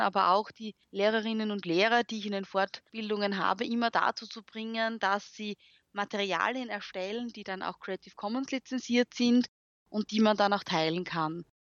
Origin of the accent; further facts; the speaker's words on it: Graz, Styria, Austria; first language German; man hört es auch, ich komme aus Österreich, äh, bin Grazerin